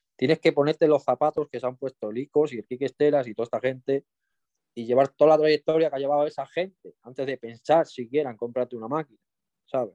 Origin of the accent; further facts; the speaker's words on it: Extremadura, Spain; also born or lived in Mallorca; now in Cáceres, Spain; Yo me considero extremeño, yo nací en Mallorca, pero yo, yo me he criado en Extremadura.